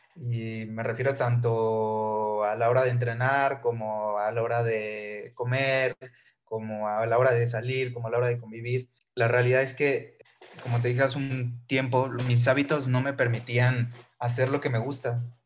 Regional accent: Villahermosa, Tabasco, Mexico; moved away as an adult; now in Mexico City, Mexico; soy originario de Villahermosa, Tabasco. A los 18 años decido moverme a la Ciudad de México

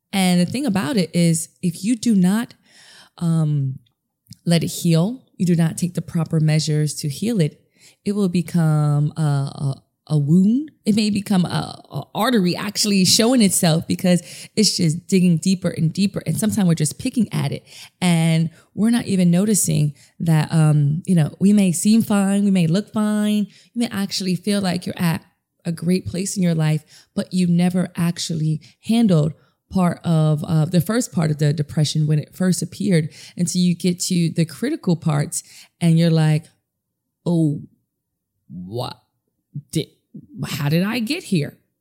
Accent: New York City, New York, United States; I'm a DJ from New York City

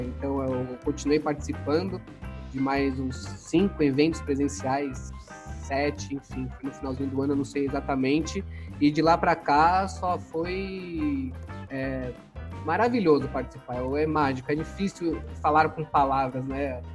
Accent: São Paulo, Brazil; eu nasci em São Paulo, eu sou da Moca, sou paulista, minha infância foi bem tranquila

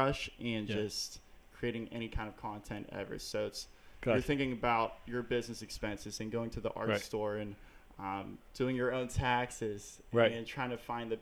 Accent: Pittsburgh, Pennsylvania, United States; I am an artist from Pittsburgh

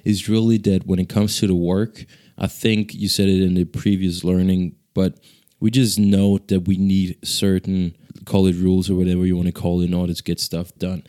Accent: Ghana; now in Denmark; so I'm from Ghana, actually, uh, which is the neighboring country to, uh, Nigeria.

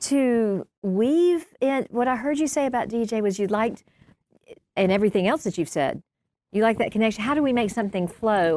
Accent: Milledgeville, Georgia, United States; we grew up in Milledgeville

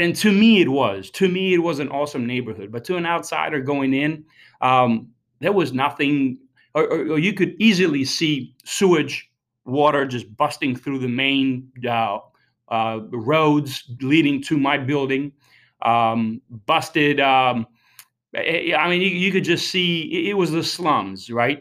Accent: Albania; moved away; I was born and raised in Albania

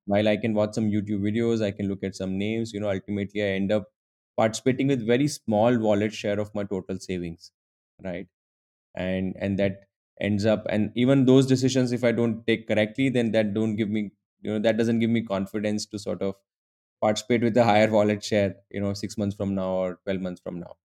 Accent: Udaipur, Rajasthan, India; moved away; also born or lived in Mumbai; I'm originally from Udaipur, a small town in Rajasthan.

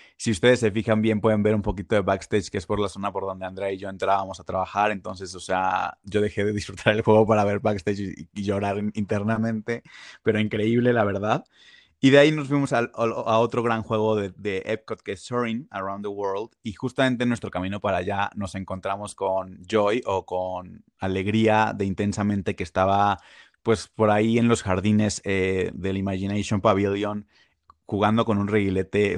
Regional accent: Mexico; also born or lived in Puebla; nosotros como mexicanos

